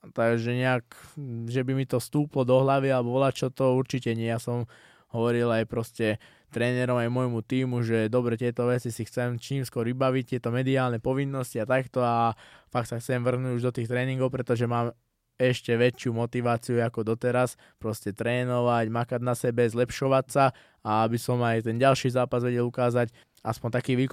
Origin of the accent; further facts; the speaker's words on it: Slovakia; dostal som sa do UFC ako prvý Slovák, je to fakt úspech veľký, aj pre mňa, aj pre celé Slovensko.